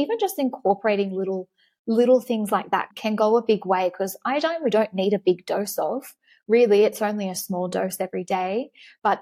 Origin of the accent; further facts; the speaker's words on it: Australia; being an Australian, is that we live in this beautiful, sunny, vitamin D rich location